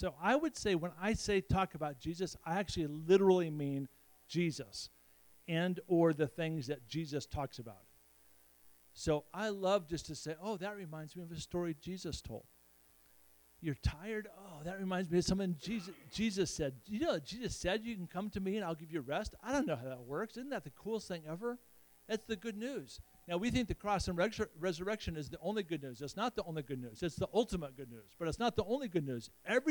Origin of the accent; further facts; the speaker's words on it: Nebraska, United States; It's so fun to be back in Nebraska, kind of my home state, and have a little bit of history with my dad and the Samsons